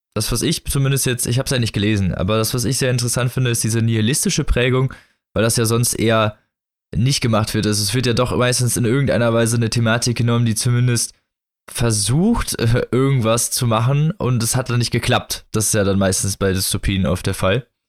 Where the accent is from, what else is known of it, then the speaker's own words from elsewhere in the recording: Germany; als Deutscher